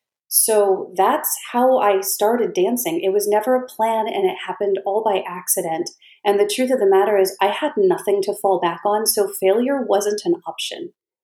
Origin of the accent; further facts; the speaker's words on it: California, United States; One thing that was good was I came from California.